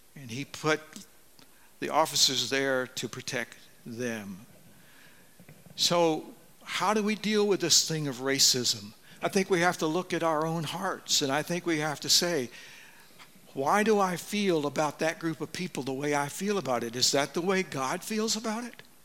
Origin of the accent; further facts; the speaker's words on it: Deep South, United States; moved away; I grew up in the Deep South